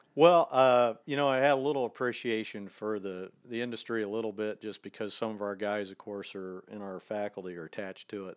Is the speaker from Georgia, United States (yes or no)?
no; near Dayton, Ohio, United States; moved away; I grew up in Ohio. I'm from just a little town outside of Dayton, Ohio.